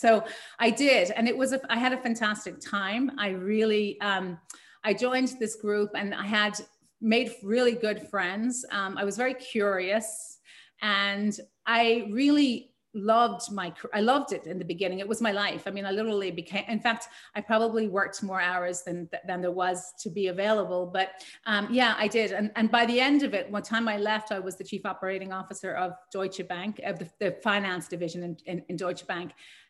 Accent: Ireland; I don't like the fact that my accent is not still audible. And I love it when people pick up on that I'm from Ireland.

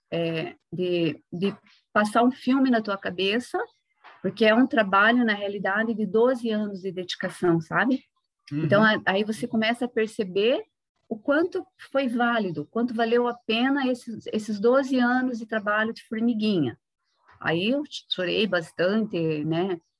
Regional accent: Castro, Paraná, Brazil; born there; Paraná. Sou de família de descendência de italianos

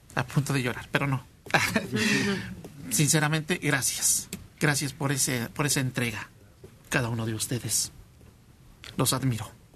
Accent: San Martín Texmelucan, Puebla, Mexico; Yo soy del estado de Puebla, de San Martín Local

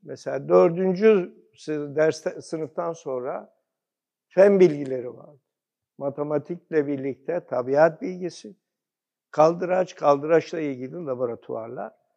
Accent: Komotini, Eastern Macedonia and Thrace, Greece; now in Turkey; ben aslen Batı Trakya, Gümücine doğumluyum

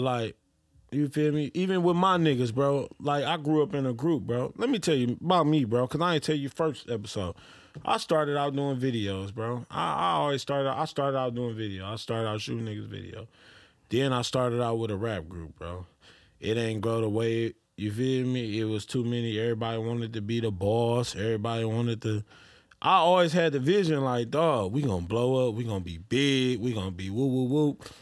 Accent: Detroit, Michigan, United States; I'm from Detroit

